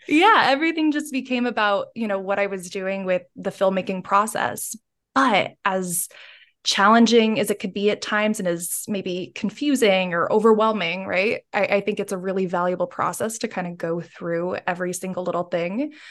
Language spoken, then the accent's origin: English; United States; now in United Kingdom; as an American and now living in the U K